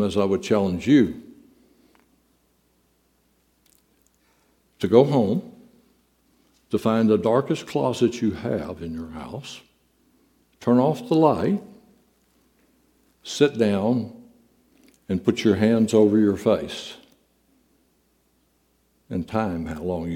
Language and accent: English; Southeast Texas, United States; when we were youngsters growing up in Southeast Texas